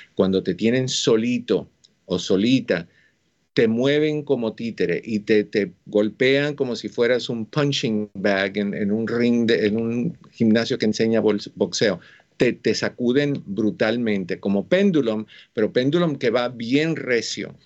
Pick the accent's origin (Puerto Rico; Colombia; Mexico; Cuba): Cuba; moved away; Yo soy cubano